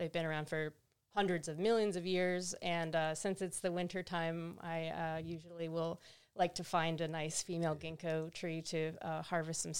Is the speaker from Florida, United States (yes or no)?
yes; Central Florida, United States; now in Eugene, United States; I'm from Florida, like Central Florida too